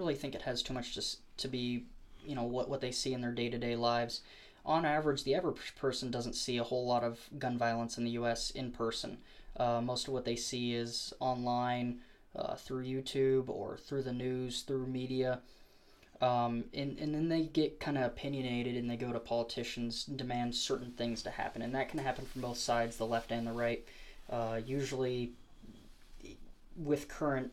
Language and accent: English; Moab, Utah, United States; now in Idaho, United States; I'm from Moab, Utah. Moab, Utah